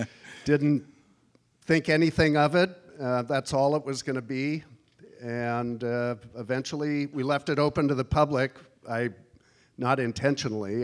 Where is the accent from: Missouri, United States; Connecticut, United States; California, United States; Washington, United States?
Washington, United States; moved away as an adult; also born or lived in Alaska / Midwest / New York City; I was born in Alaska and moved to Washington when I was two years old.